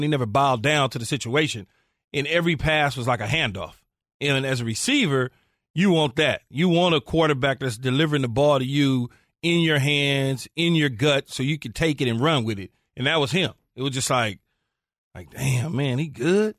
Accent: California, United States; growing up in California and being there

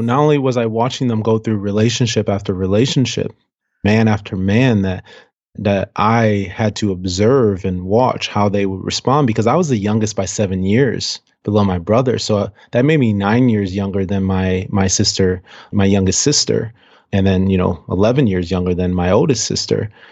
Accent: Cleveland, Ohio, United States; now in Seattle, United States; We grew up on the west side of Cleveland, um, West sixty-ninth and Detroit

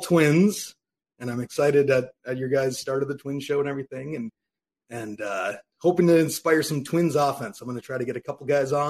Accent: West Central Minnesota, United States; I grew up in West Central Minnesota

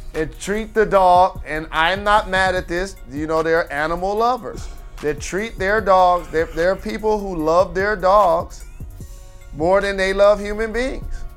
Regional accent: Detroit, Michigan, United States; I'm from Detroit

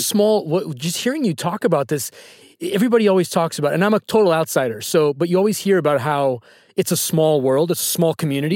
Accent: the Bay Area, Northern California, United States; I'm from California, Northern California, the Bay

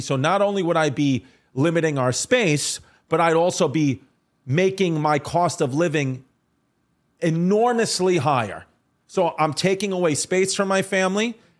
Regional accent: New York City, New York, United States; I'm from Staten Island.

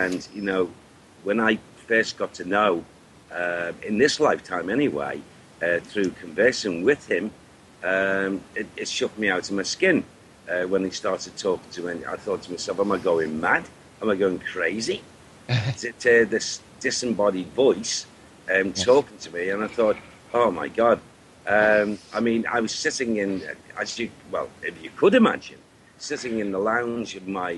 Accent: Liverpool, North West England, United Kingdom; accent: Scouse; North of England, and we come from Merseyside, from Liverpool

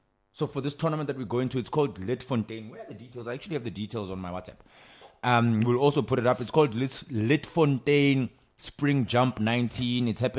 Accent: North West, South Africa; now in Johannesburg, South Africa; I'm from Northwest.

